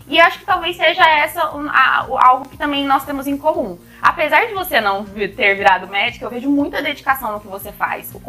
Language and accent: Portuguese; Presidente Prudente, São Paulo, Brazil; born there; also born or lived in Goiânia / Uberlândia; E eu venho do interior. Eu nasci em Presidente Prudente, interior de São Paulo, morei muitos anos em Goiânia e muitos anos em Uberlândia, que era a cidade que eu vivia até então.